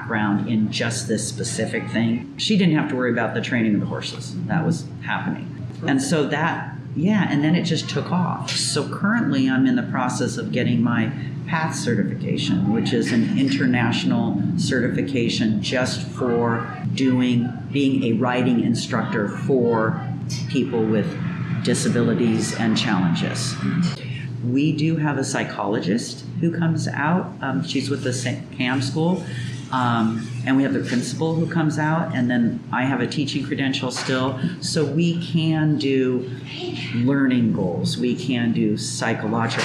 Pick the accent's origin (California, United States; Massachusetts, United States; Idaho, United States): California, United States; moved away as an adult; also born or lived in Oregon; now in Mexico; I was born in California, raised there